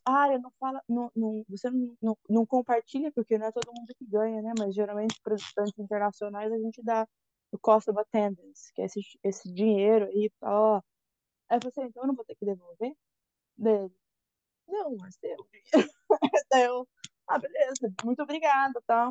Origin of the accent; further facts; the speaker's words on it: Brazil; moved away as an adult; also born or lived in Valinhos, São Paulo / Louisiana; now in United States; eu sou do Brasil